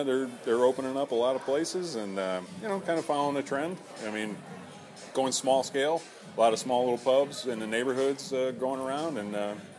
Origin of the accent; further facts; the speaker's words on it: Cleveland, Ohio, United States; now in Portland, United States; I grew up in Cleveland, Ohio.